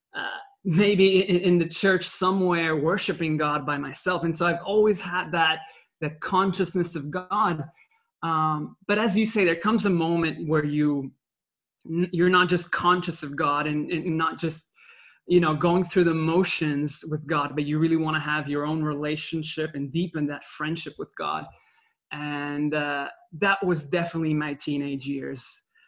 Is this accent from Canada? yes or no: no; Belgium; English is a second language; I was born in Belgium uh, with a Dutch mother and a Sicilian father. And so from a young age, I learned French because of living in Belgium, then Dutch because of my uh, upbringing in school over there